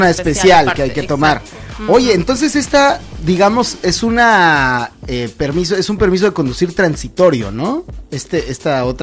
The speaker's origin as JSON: {"language": "Spanish", "country": "Mexico", "said": "yo soy mexicano y en México tenemos clases"}